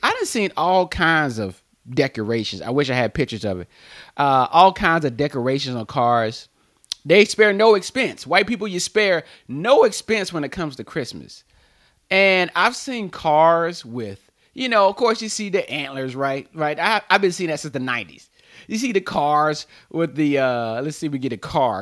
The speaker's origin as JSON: {"language": "English", "region": "North Carolina", "country": "United States", "tie": "born or raised there", "said": "I'm from North Carolina"}